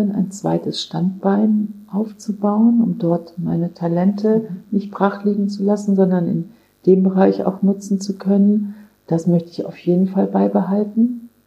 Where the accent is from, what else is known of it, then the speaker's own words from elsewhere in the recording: Kassel, Hesse, Germany; Ich habe entdeckt, wie schön meine Heimat ist, Nordhessen. Ich bin ja in Kassel geboren